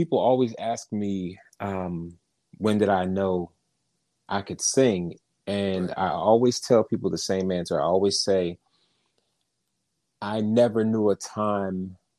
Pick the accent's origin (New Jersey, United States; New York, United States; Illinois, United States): New Jersey, United States; Originally, I'm from New Jersey.